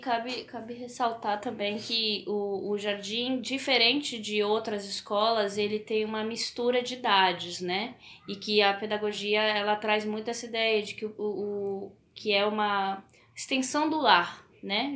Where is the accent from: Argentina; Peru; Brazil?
Peru; moved away; Eu cresci no Peru, então a, as coisas na minha infância eram muito inacessíveis